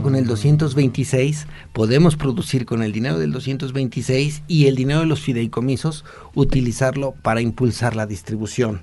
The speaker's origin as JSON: {"language": "Spanish", "country": "Mexico"}